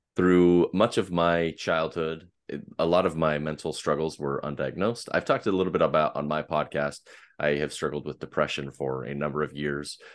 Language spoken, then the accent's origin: English; Portland, Oregon, United States; I am from the Pacific Northwest and, uh, just outside of Portland in the Portland metropolitan area